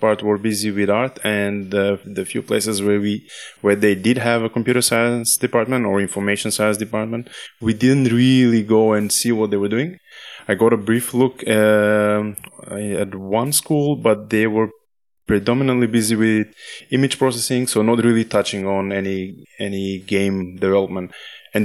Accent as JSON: {"language": "English", "country": "North Macedonia", "said": "I come from Macedonia"}